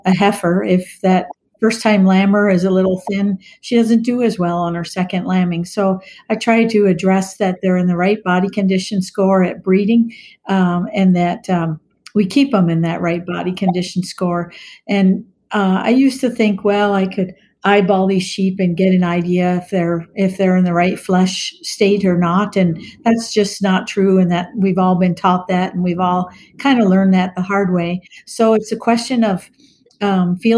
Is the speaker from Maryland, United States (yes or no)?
yes; Maryland, United States; moved away as an adult; also born or lived in Virginia; now in Minnesota, United States; I grew up on the East Coast in Maryland and went to vet school in Virginia and moved to Minnesota for a job